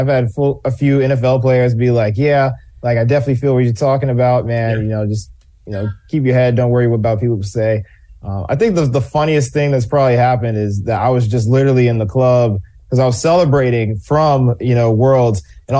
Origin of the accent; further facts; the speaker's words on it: United States; I'm an American.